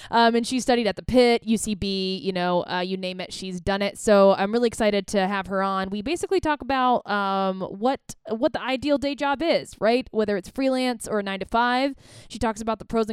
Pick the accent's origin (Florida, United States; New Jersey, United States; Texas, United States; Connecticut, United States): Florida, United States; Tampa; moved away; I'm from Florida too. Tampa.